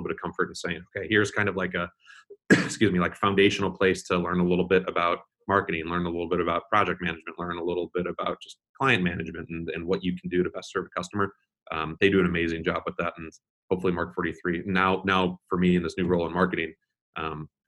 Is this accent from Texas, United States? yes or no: no; Chicago, Illinois, United States; moved away; I'm a Chicagoan at heart. My family's back there and a lot of my really good friends are back there.